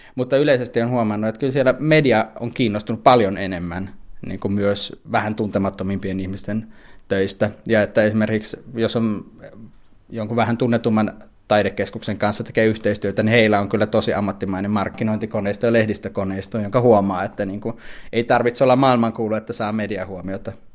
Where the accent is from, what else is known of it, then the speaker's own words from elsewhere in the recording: Helsinki, Uusimaa, Finland; moved away as an adult; now in Vienna, Austria; mä itse tuun Helsingistä, on asunut kuitenkin reilusti yli 20 vuotta täysin Helsingissä elämäni varrella